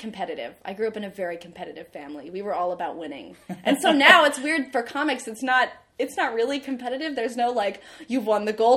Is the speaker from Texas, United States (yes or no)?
yes; Austin, Texas, United States; moved away as an adult; also born or lived in California / Montclair, New Jersey / Vermont; born in California. And then I lived in Montclair, New Jersey from age 1 to 10. And then we moved to Austin, Texas.